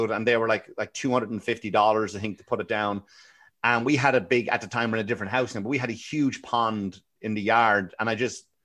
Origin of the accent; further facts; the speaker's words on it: Ireland; Like I, I remember even growing up in Ireland and I, I had honest to God, like anybody who knew me, I had the worst teeth.